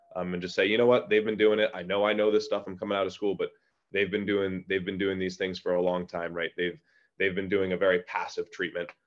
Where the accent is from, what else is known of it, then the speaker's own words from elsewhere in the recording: Orange County, New York, United States; I'm from Orange County, New York